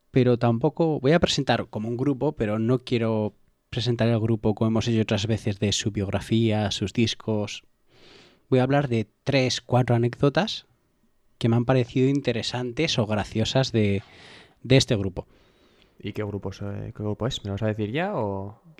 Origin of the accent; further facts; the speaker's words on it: La Rioja, Spain; yo soy riojano